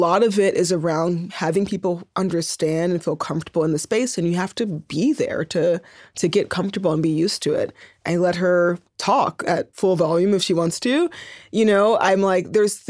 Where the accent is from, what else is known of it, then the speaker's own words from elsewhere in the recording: Oakland, California, United States; moved away as an adult; also born or lived in Berkeley / New York; the Bay Area, I grew up in Oakland and Berkeley